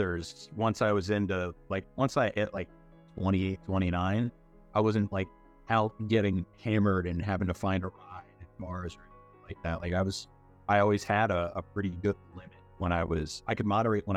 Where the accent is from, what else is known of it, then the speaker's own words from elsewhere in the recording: Spotsylvania, Virginia, United States; moved away; I grew up in Spotsylvania in Virginia